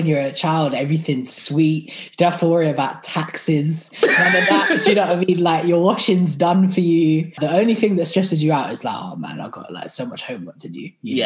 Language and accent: English; Surrey, South East England, United Kingdom; also born or lived in South London; now in London, United Kingdom; I sort of grew up more so in the Surrey area, like in around it, but like I like live now in South London